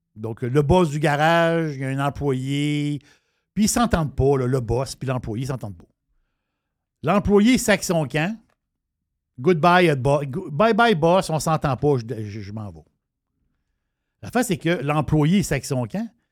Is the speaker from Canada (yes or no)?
yes; Canada; je suis Canadien